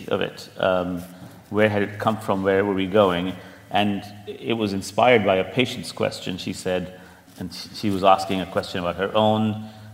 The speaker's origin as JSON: {"language": "English", "region": "Delhi", "country": "India", "tie": "born or raised there", "also_born_or_lived": "Stanford, California / Oxford / London", "moved": "as an adult", "lives_now": "New York, United States", "said": "I was born in Delhi and went to school there"}